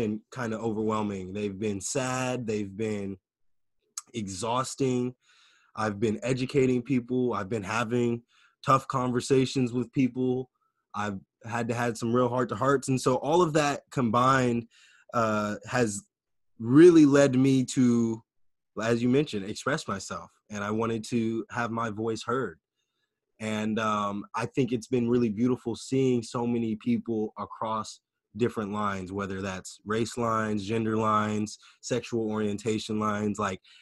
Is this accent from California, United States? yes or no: yes; Sacramento, California, United States; here in my hometown of Sacramento